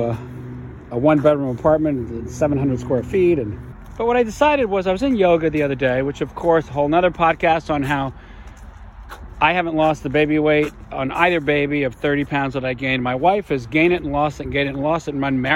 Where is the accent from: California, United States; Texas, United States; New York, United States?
New York, United States; moved away as an adult; now in Vermont, United States; I grew up in New York in the 60s and 70s